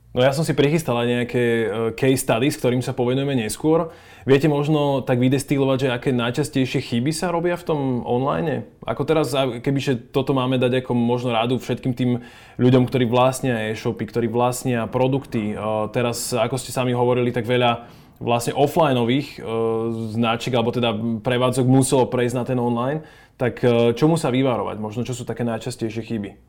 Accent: Slovakia; sme my Slováci

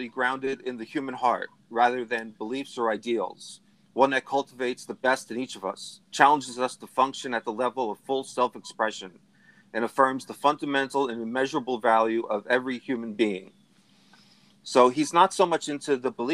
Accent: New Jersey, United States; my home state here in New Jersey

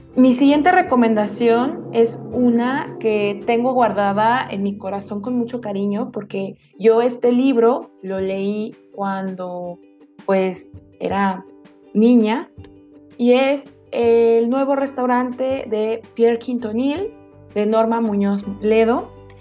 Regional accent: Mexico City, Mexico; ya no somos Ciudad de México, ya no somos de Distrito Federal

